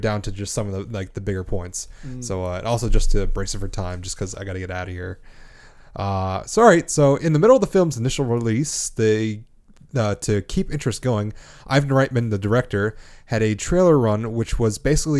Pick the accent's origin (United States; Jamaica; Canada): Canada; I'm Canadian.